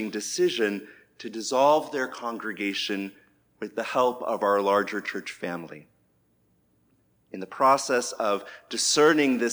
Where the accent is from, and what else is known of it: United States